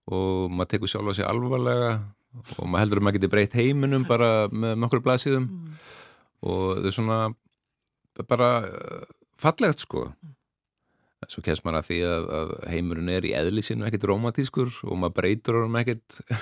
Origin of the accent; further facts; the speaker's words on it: Ólafsvík, Western Region, Iceland; Ég álst upp í Ólagsvík